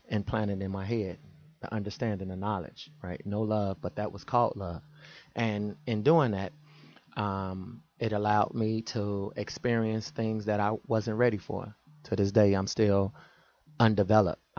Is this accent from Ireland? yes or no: no; Chicago, Illinois, United States; the mentality that I was possessed with growing up in Chicago